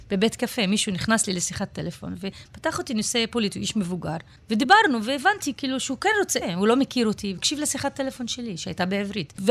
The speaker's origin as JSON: {"language": "Hebrew", "country": "Israel", "tie": "born there", "said": "וזה טבעי לי. אני נולדתי פה."}